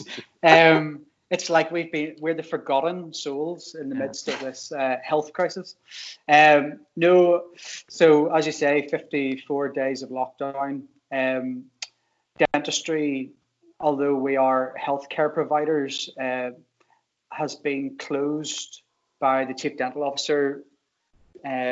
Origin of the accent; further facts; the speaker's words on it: Drumbo, Northern Ireland, United Kingdom; now in Hillsborough, United Kingdom; I am originally from Drumbo